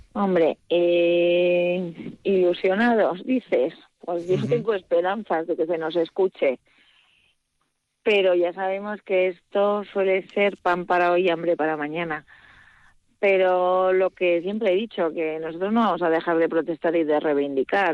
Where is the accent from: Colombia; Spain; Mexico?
Spain; Aberasturi, Basque Country; now in Agurain, Spain; yo soy nacida en Averasturi